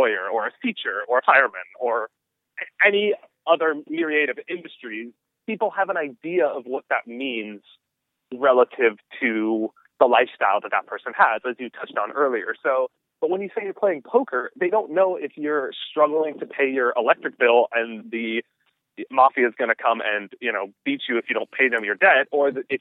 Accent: Southern California, United States; I was born in Southern California

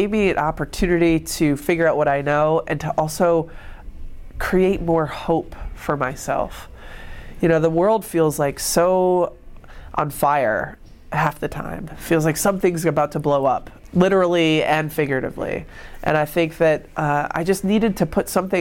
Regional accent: Rochester, New York, United States; growing up in Rochester

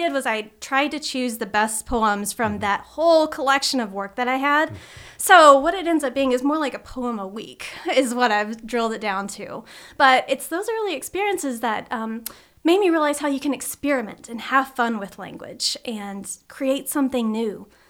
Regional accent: Smiths Grove, Kentucky, United States; growing up in Smiths Grove, Kentucky

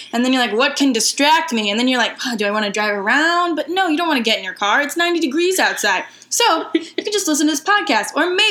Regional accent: Missouri, United States; we hail from the land of the Midwest

